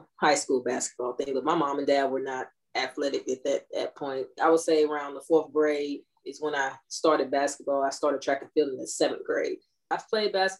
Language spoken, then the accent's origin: English; Gulfport, Mississippi, United States; also born or lived in Inglewood, California; I usually just say I'm from Gulfport because I moved from Inglewood, California at the age of like two